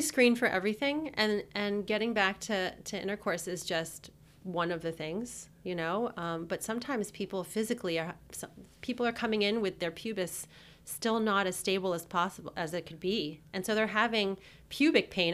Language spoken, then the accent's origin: English; New Jersey, United States; also born or lived in New York; I'm from New Jersey. When I moved back to New Jersey from New York